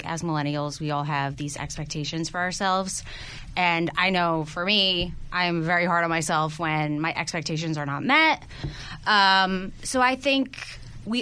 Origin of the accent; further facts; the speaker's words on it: East Coast, United States; I am from the East Coast.